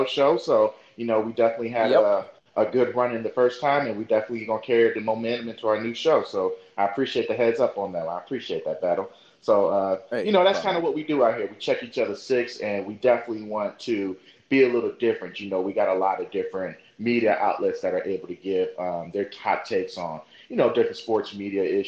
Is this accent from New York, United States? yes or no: no; Oakland, California, United States; I'm originally from Oakland, California